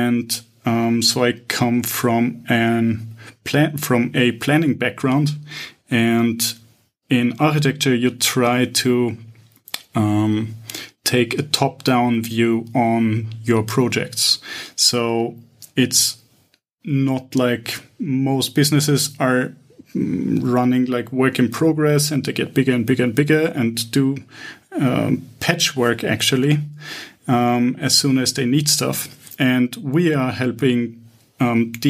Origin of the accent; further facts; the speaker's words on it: Vienna, Austria; moved away as an adult; now in Cyprus; I'm initially from Vienna.